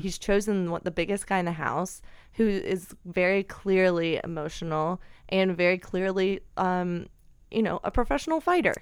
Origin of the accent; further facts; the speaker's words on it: Alabama, United States; moved away; I grew up in Alabama